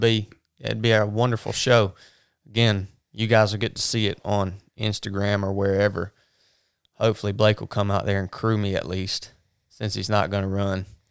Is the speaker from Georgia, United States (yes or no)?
yes; North Georgia, United States; where we grew up in North Georgia, racism was a part of the culture on both ends